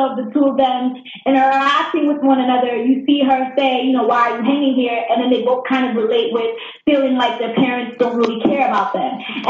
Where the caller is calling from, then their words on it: New York, United States; Yeah, I'm calling from New York.